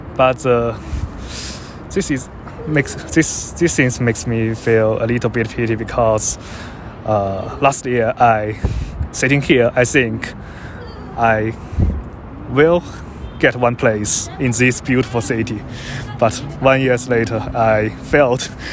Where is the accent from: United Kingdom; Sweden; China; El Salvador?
China; moved away as an adult; now in Sydney, Australia; when I graduate and come back to my hometown